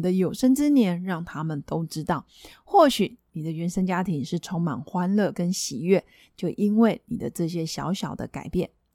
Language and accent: Chinese; Taiwan; 我们台湾人